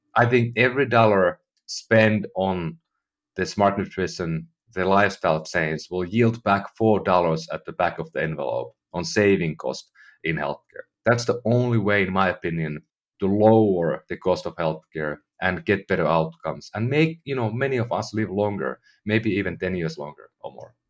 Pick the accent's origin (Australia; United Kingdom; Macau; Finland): Finland; moved away as an adult; now in United States; I'm from Finland, you know, I lived in, in Europe most of my life